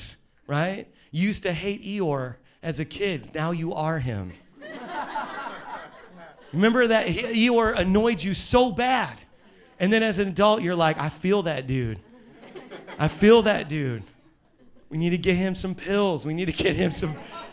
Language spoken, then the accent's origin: English; Indiana, United States; now I'm from Indiana